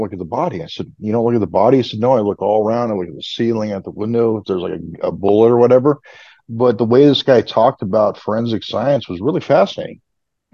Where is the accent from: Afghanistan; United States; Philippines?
United States; Southern California; now in Southeast, United States; I grew up in Southern California. I'm a native.